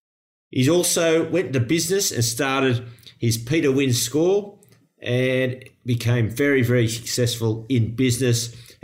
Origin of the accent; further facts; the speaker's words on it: Australia; when I was a very young kid growing up in the eastern suburbs.